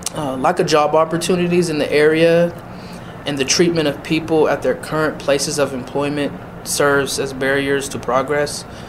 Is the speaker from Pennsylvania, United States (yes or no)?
yes; Erie, Pennsylvania, United States; also born or lived in Massachusetts / Edinburgh; I am born and raised in Erie, Pennsylvania